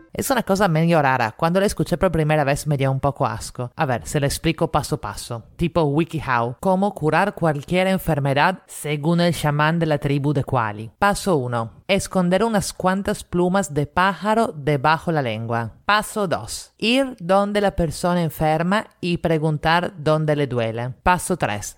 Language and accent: Spanish; Italy; now in Lima, Peru; italiana en Lima